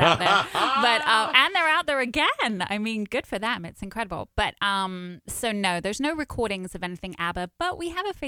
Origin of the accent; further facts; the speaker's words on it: London, United Kingdom; moved away; I was born and raised in London, and I have two brothers in London